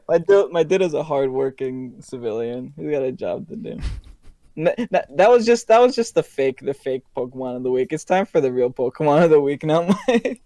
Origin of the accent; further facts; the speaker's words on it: New Jersey, United States; I'm from Jersey